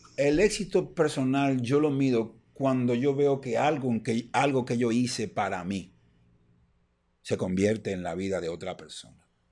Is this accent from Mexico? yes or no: no; Dominican Republic; nosotros somos dominicanos